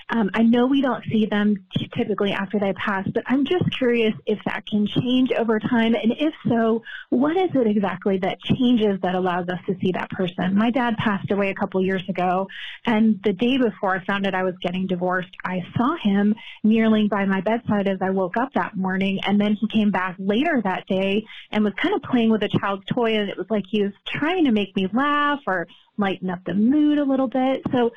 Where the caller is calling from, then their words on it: Texas, United States; Hi, Allison. … I'm calling from Texas.